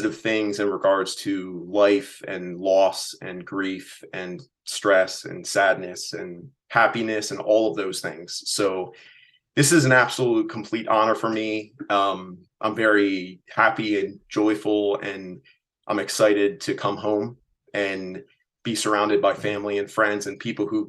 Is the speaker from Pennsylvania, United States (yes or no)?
yes; Reading, Pennsylvania, United States; my hometown